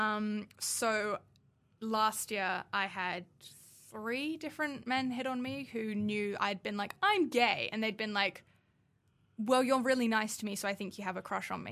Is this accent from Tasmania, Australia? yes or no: no; Newcastle, New South Wales, Australia; moved away; I come from Newcastle